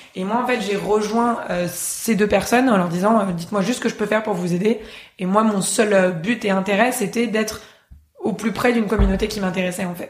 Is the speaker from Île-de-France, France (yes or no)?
yes; Paris, Île-de-France, France; moved away as an adult; also born or lived in Oslo, Norway; en ayant passé toute mon enfance à Paris